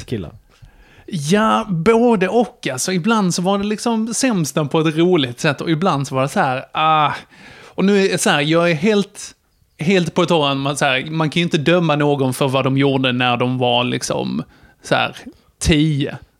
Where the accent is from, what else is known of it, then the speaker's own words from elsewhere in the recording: Gässie, Skåne, Sweden; utanför Gässie, där jag växte upp, en liten brunnhåla